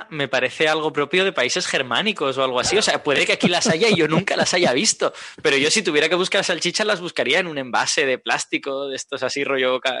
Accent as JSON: {"language": "Spanish", "country": "Spain", "accent": "peninsular", "said": "a mi oído mm. peninsular le parece una, especie de S si no me fijo."}